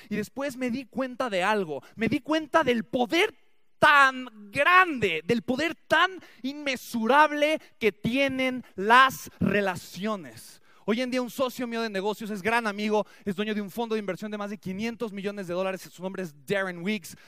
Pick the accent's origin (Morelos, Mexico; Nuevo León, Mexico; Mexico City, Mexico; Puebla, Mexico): Mexico City, Mexico; Nací en la Ciudad de México